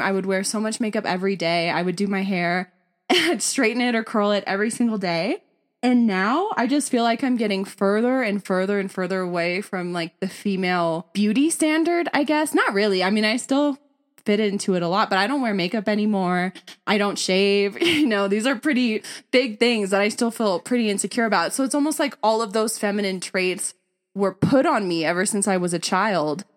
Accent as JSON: {"language": "English", "town": "Simi Valley", "region": "California", "country": "United States", "tie": "born or raised there", "moved": "as an adult", "said": "we were both born and raised in Simi Valley, but I really stayed there"}